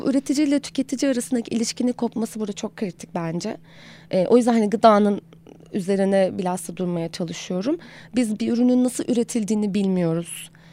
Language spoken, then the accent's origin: Turkish; Aegean Region, Turkey; moved away as an adult; now in Istanbul, Turkey; doğduğumdan itibaren zaten e, sıradan bir Egeli olarak belli bir beslenme kültürüm var